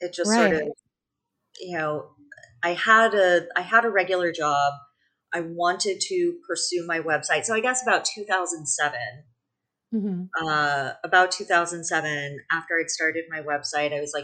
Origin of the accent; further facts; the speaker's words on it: San Francisco Bay Area, California, United States; I grew up in the San Francisco Bay Area